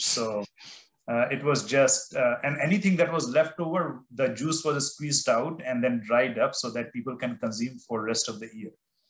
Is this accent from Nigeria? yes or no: no; India; I grew up in India and I love mangoes.